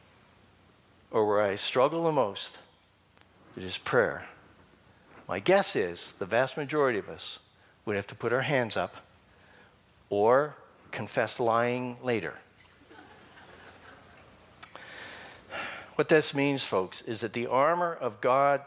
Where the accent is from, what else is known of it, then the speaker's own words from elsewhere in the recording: Canada; That's about as Canadian as I can get.